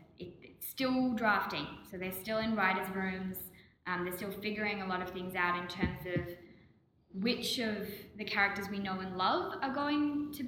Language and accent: English; Victoria, Australia; Victoria, which is my home state in Oz.